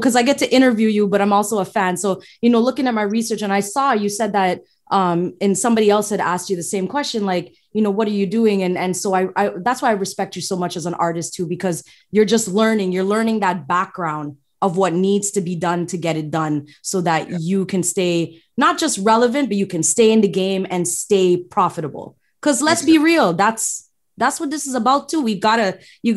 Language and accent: English; Toronto, Ontario, Canada; I was born in Toronto, but my parents from Guyana